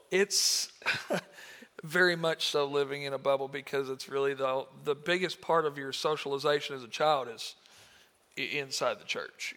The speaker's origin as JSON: {"language": "English", "country": "United States", "tie": "born or raised there", "said": "I'm from Marshall County, born and raised in this area"}